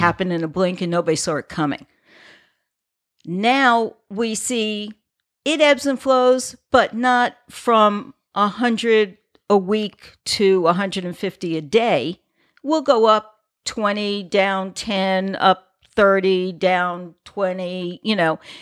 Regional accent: New York, United States; now in Florida, United States; I'm originally from New York. My father traveled, we lived on the island

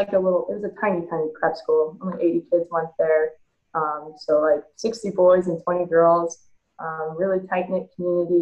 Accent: California, United States; moved away as an adult; also born or lived in New Hampshire; Growing up in California, you have to travel to these showcases and all these tournaments just to get seen

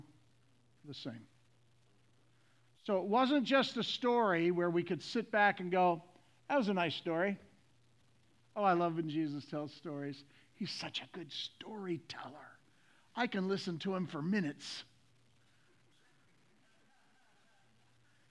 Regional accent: the South, United States; I'm from the South.

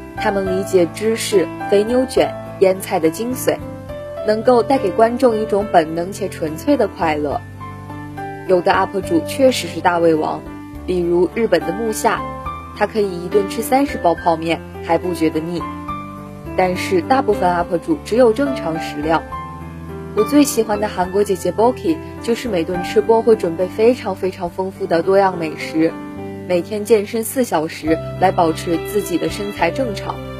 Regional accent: Tiantai, Zhejiang, China; moved away as an adult; also born or lived in Nanjing; 来自浙江天台。我在南京大学，距离我的家乡四百五十六公里

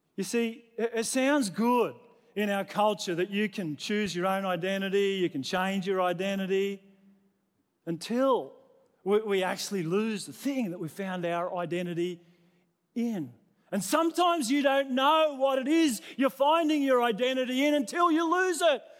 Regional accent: New South Wales, Australia; now in Queensland, Australia; I was born in New South Wales.

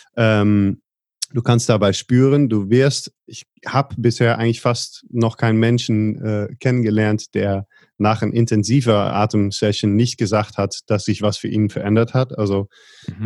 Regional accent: Netherlands; Ich bin geboren in Holland

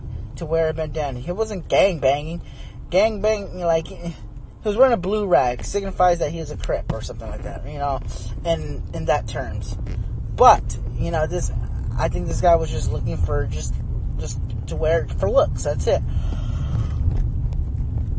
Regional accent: Arizona, United States; I'm from Arizona

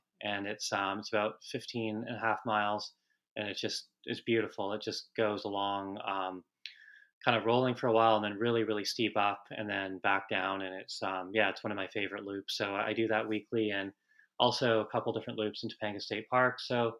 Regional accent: Vancouver, British Columbia, Canada; I grew up in Canada, in Vancouver, and it was pretty common there, of course, to play hockey and start really young.

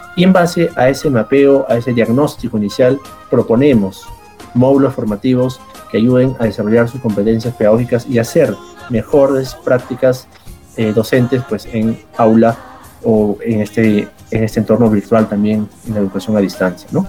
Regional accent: Peru

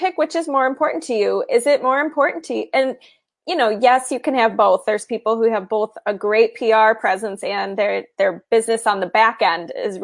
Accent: Midwest, United States; also born or lived in California; I'm originally from the Midwest, so it makes sense for me to be here with a lot of my family and friends

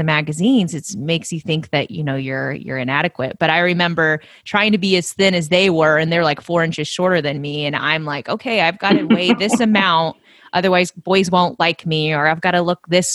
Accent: United States; also born or lived in Oregon / California; I grew up partly in Oregon and partly in California.

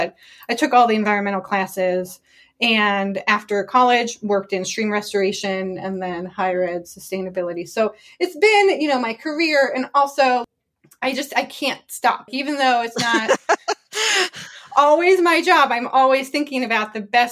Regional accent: Ohio, United States; I'm from Ohio

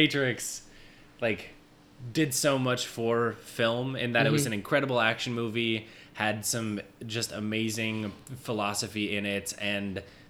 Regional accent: Minnesota, United States; moved away as an adult; as you said. 28 years old. I was born and raised in Minnesota. Okay. I've been in the city about 8 years at this point.

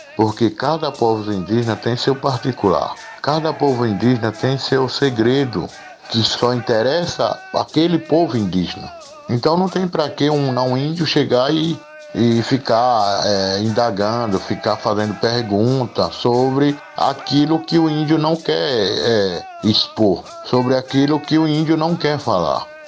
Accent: Fulni-ô village, Pernambuco, Brazil; Eu estudei primeiro grau completo, só até o primeiro grau aqui mesmo na aldeia, na escola Marechal Rondon

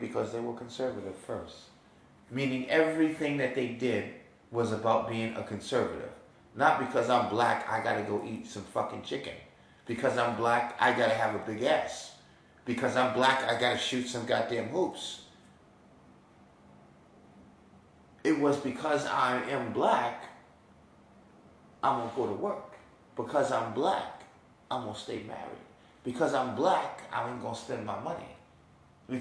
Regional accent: New York, United States; moved away; I'm from New York

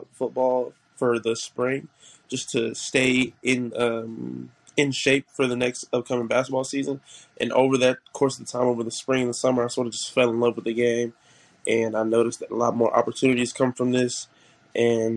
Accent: Oklahoma City, Oklahoma, United States; also born or lived in Edmond, Oklahoma; I'm from Oklahoma City, Oklahoma, but I moved to Edmond to play football at Edmond Santa Fe

